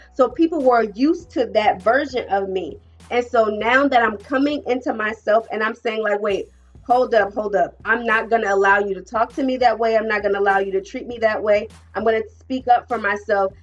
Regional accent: New Jersey, United States; moved away; I'm from Jersey, right? Proud Jersey girl

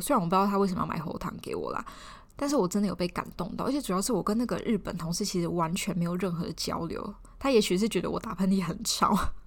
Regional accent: Taiwan; 我也是台湾人

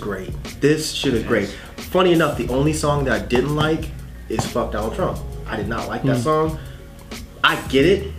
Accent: Sacramento, California, United States; I'm from Sacramento

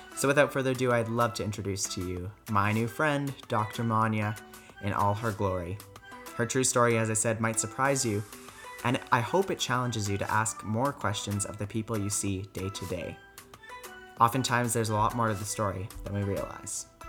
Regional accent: Calgary, Alberta, Canada; also born or lived in France; I was born and raised here in Calgary

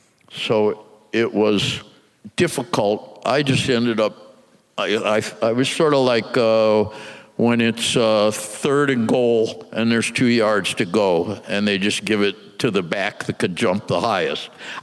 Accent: Midwest, United States; we're kids from the Midwest. We've never even been to New York.

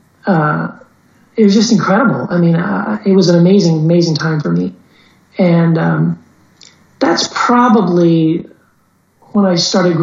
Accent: Texas, United States; also born or lived in Brownsville, Tennessee / Eagle Pass, Texas / El Paso, Texas; I grew up most of my life on border towns in Texas

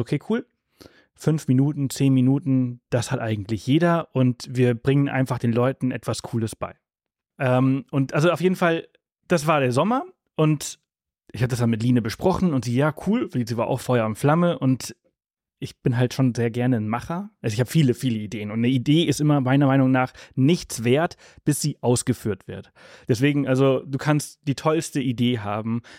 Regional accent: Mallorca, Balearic Islands, Spain; also born or lived in Southern Germany; now in Germany; Wir haben die letzten zwei Jahre auf Mallorca gelebt, da wo ich herkomme. Ich bin dort geboren und aufgewachsen

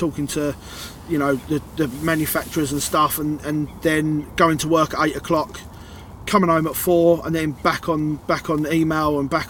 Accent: Hornchurch, London, United Kingdom; also born or lived in Walthamstow; So I moved from Walthamstow when I was a kid, when I was 10. Started pretty much at senior school when I moved to Hornchurch

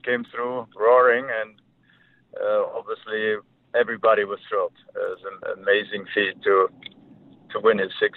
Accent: Germany; moved away as an adult; now in United States; growing up in Germany in the winter, I was basically no golf for 4 or 5 months

